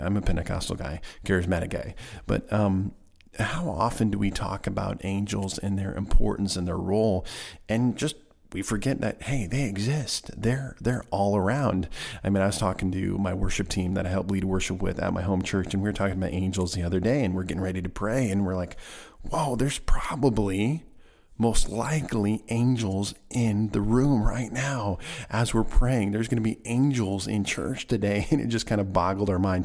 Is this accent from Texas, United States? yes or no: no; Nebraska, United States; now in Missouri, United States; my home state of Nebraska